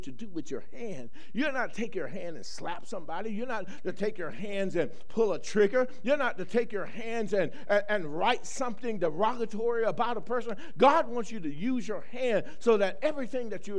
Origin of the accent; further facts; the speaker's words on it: the South, United States; moved away; I grew up in the South